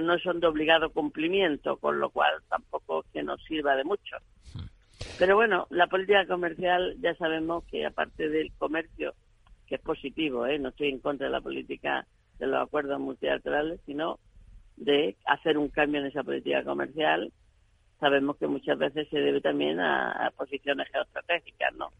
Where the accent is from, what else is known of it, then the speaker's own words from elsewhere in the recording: Granada province, Andalusia, Spain; de mi provincia de Granada